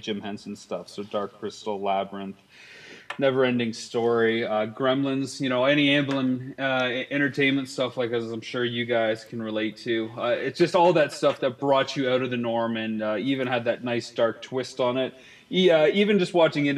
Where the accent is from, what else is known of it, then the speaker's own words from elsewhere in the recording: Canada; I'm Canadian